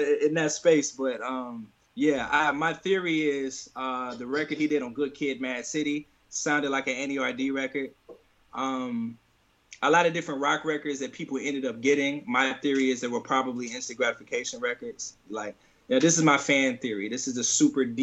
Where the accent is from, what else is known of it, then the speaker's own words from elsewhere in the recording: St. Louis, Missouri, United States; moved away as an adult; St. Louis, which is my hometown, which is where I was first 25 years of my life.